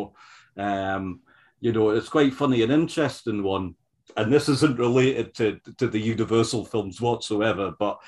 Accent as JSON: {"language": "English", "country": "United Kingdom", "tie": "born or raised there", "said": "when growing up in the Britain in the 1970s and the 80s, it was still a their sort of tradition where these older films would be shown a lot."}